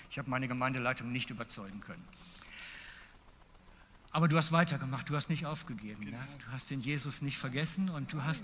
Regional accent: Basel-Landschaft, Switzerland; now in Mittelland, Switzerland; weil ich bin ja aus dem Laufental dann und aus dem Baselbiet weg, ins Mittelland gezügelt

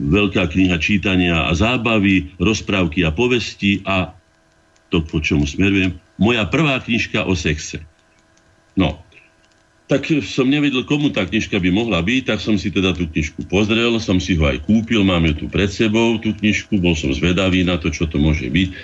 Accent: Bratislava, Bratislava Region, Slovakia; also born or lived in Veselé near Piešťany; som sa narodil v Bratislave už, kde prišli moji rodičia za prácou z vidieka

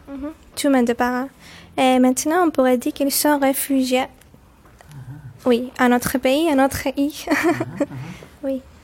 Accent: Limassol, Limassol District, Cyprus; French is a second language; moved away as an adult; now in Nicosia, Cyprus; J'habite ici à Nicosie il y a cinq ans, mais en fait je viens de Limassol

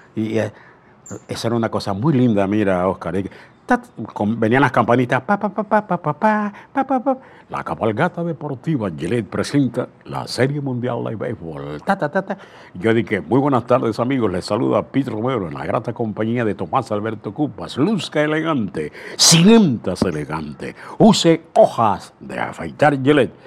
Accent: Aguadulce, Coclé, Panama; moved away; also born or lived in La Chorrera; nací en Agua Dulce, de Agua Dulce, un 15 de julio, imagínense, año 1935

